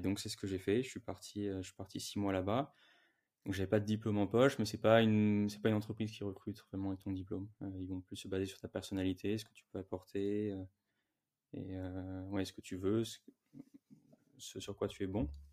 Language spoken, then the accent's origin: French; Ville-d'Avray, Île-de-France, France; là où j'ai grandi, euh, en région parisienne, une petite ville qui s'appelle Ville d'Avray.